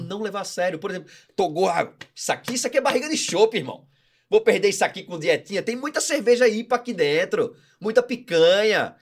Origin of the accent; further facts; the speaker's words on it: Recife, Pernambuco, Brazil; now in Florianópolis, Brazil; Eu sou de Recife.